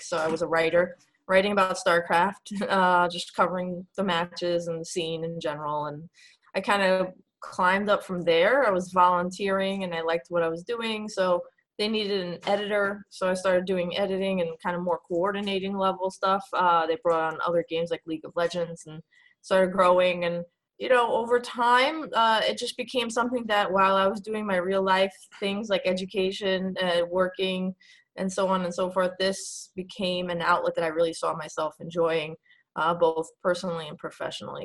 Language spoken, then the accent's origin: English; New York City, New York, United States; moved away as an adult; now in Pennsylvania, United States; I'm from New York